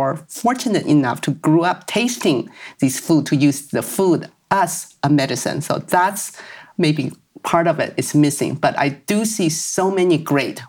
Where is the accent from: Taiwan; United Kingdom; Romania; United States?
Taiwan; moved away; I grew up in Taiwan, where we have many cultures we still follow nowadays